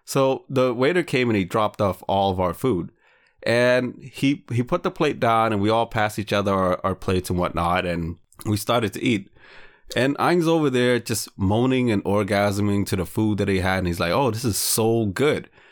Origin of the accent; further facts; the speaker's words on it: Lowell, Massachusetts, United States; Lowell is my hometown